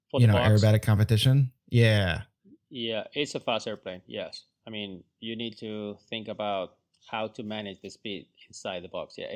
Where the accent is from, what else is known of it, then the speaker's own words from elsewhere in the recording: Florida, United States; Still cold, for me. I mean, I come from Florida.